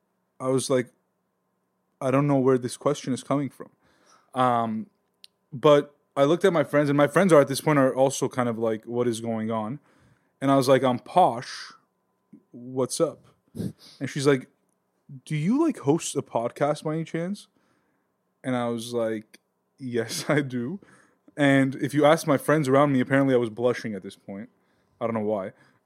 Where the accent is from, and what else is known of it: Glendale, California, United States; born or raised there